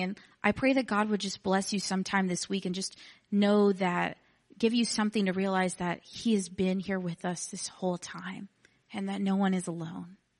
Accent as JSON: {"language": "English", "town": "Texas City", "region": "Texas", "country": "United States", "said": "I'm from Texas City, which is like fifteen minutes from here"}